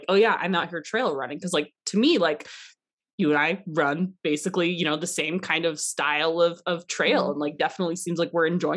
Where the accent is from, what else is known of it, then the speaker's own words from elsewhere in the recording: Arkansas, United States; now in Carbondale, United States; I'm originally from Arkansas, but I now live in Carbondale, Colorado